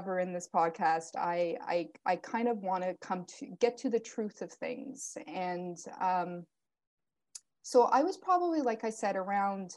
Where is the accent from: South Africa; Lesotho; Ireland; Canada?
Canada; also born or lived in Portugal; I was born in Portugal to my Portuguese parents, and I came to Canada or immigrated with them at 7 months old